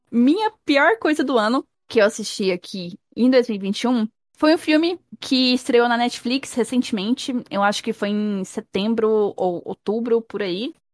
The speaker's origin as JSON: {"language": "Portuguese", "country": "Brazil"}